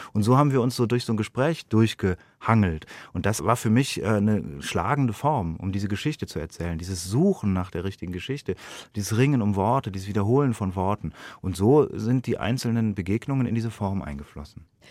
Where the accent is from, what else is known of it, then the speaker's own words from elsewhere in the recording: Munich, Bavaria, Germany; als Bürger dieses Landes, als Europäer, als Deutscher, als Münchner